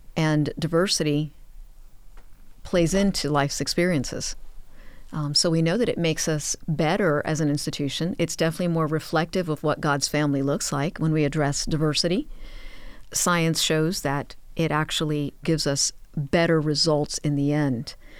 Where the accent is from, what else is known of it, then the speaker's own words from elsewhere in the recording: Miami, Florida, United States; I was born and raised in Miami